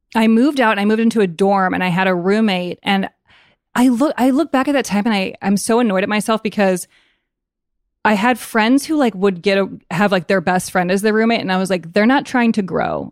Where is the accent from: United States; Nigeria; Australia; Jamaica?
United States; Evanston, Illinois; also born or lived in Chicago; i was born in chicago but then my fa- my family moved to evanston when i was a baby and i grew up there